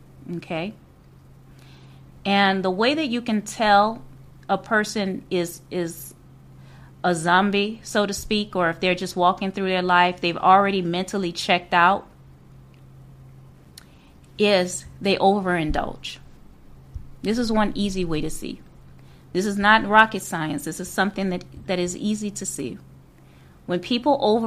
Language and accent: English; New Orleans, Louisiana, United States; moved away as an adult; I was born and raised in Louisiana, in New Orleans.